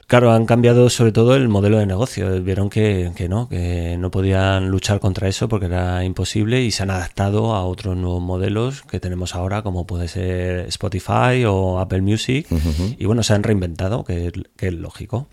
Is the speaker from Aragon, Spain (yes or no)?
no; Majadahonda, Community of Madrid, Spain; moved away as an adult; now in San Vicente del Raspeig, Spain; yo soy originario de, de Madrid, un pueblo de Madrid que se llama Majadahonda